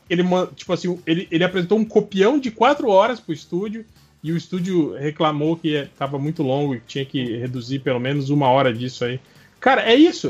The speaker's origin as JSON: {"language": "Portuguese", "region": "Santa Catarina", "country": "Brazil", "moved": "yes", "lives_now": "Mato Grosso, Brazil", "said": "eu não ia querer o De Volta à Minha Terra porque ia ser Santa Catarina"}